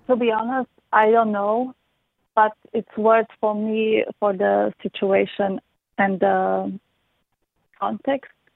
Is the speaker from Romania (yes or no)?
yes; Romania; now in Vienna, Austria; I live in Vienna, Austria with my boyfriend, and I am from Romania